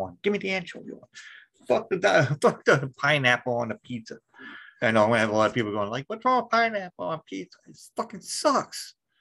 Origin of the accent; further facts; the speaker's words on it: United States; I'm American